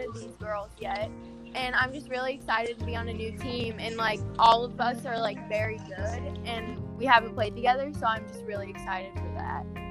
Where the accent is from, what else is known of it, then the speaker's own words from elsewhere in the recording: St. Louis, Missouri, United States; I'm from St. Louis, Missouri, and I'm going to John Burroughs School